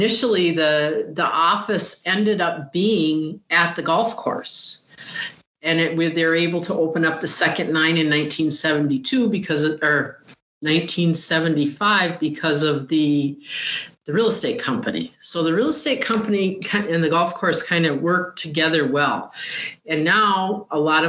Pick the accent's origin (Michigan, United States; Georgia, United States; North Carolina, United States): Michigan, United States; Upper Peninsula of; moved away as an adult; also born or lived in Lakewood; I'm originally from the Upper Peninsula of Michigan